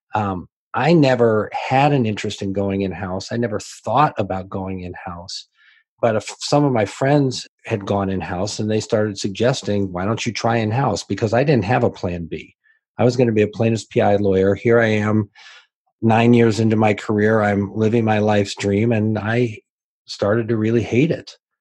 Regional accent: Decatur, Illinois, United States; I grew up in Decatur, Illinois, so it was a fairly small community

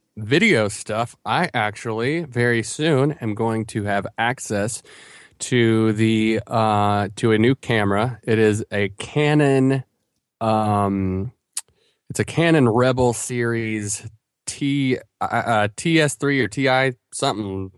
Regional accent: Asheville, North Carolina, United States; my hometown of Asheville

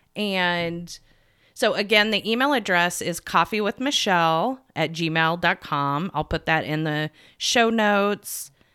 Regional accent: United States; from America. I'm a time management coach

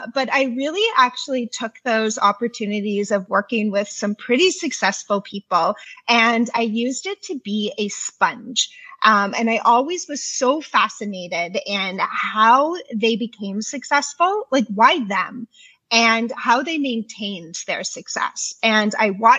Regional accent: Canada; I'm from Canada.

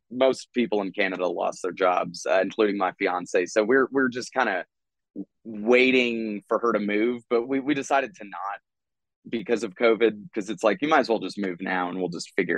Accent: Texas, United States; I'm coming from Texas

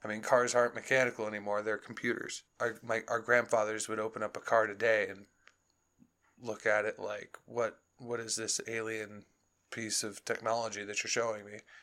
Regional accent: Chicago, Illinois, United States; moved away; growing up in Chicago, it would snow on my birthday in June

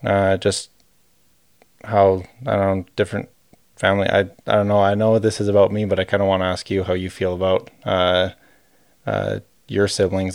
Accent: Calgary, Alberta, Canada; We're both from Calgary

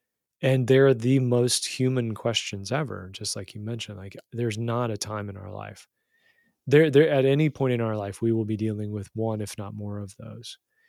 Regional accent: West Virginia, United States; accent: lovely accent; I grew up in Southern West Virginia. I had a lovely accent and I had friends and family, and then I moved.

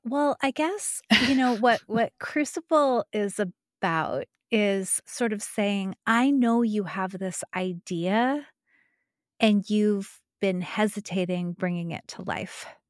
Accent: New Mexico, United States; moved away; I'm from New Mexico. I'm not from Taos, but I am from New Mexico.

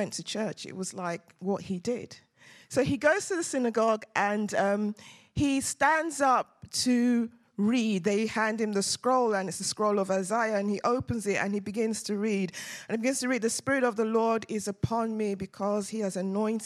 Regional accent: Nigeria; now in London, United Kingdom; we're Nigerians

